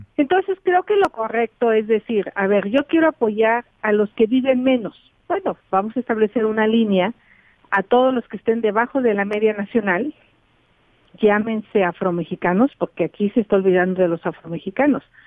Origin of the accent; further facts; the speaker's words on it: Mexico; todos somos mexicanos